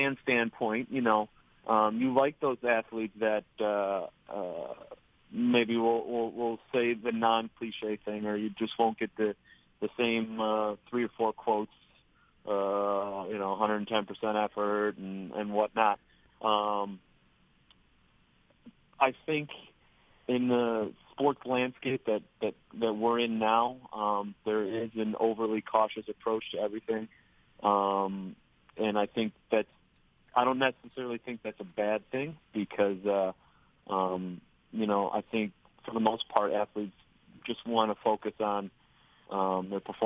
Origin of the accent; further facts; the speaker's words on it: Western New York, United States; we're all from Western New York